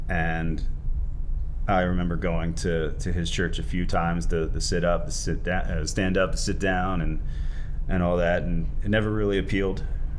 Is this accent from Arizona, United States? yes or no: no; Dundalk, Maryland, United States; I grew up in Baltimore, in Dundalk.